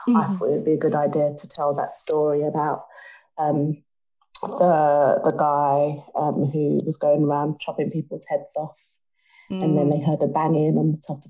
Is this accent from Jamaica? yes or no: yes; Jamaica; I'm Jamaican.